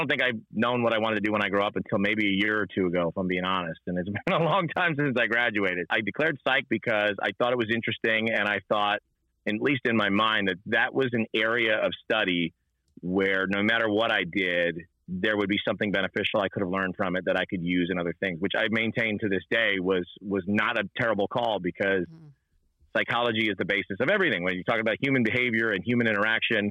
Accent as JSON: {"language": "English", "town": "Rahway", "region": "New Jersey", "country": "United States", "tie": "born or raised there", "said": "I grew up in Rahway, New Jersey. And so North Jersey, not too far out of New York City"}